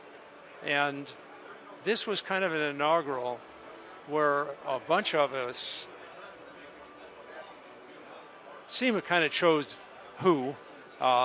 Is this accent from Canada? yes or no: no; United States; I'm an American.